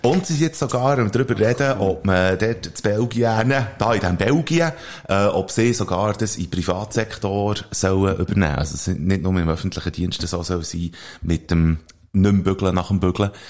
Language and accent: German; Switzerland; bei uns in der Schweiz